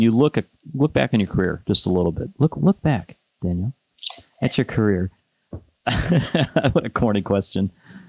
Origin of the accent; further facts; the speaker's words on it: Detroit, Michigan, United States; I had to get the oot in there because I grew up in Detroit.